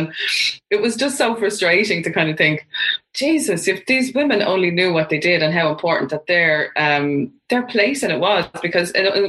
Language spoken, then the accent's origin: English; Dunboyne, County Meath, Ireland; I was coming from Dunboyne into town